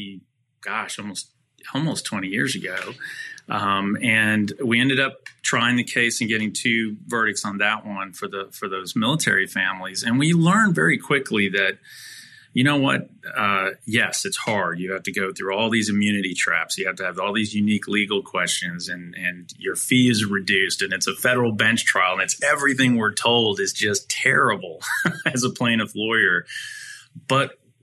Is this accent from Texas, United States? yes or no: yes; Dallas, Texas, United States; I'm born and raised in Dallas, a fifth generation native Texan